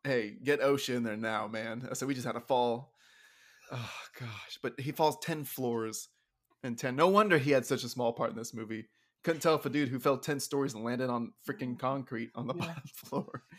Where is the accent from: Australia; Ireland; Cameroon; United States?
United States; Texas; being a Texan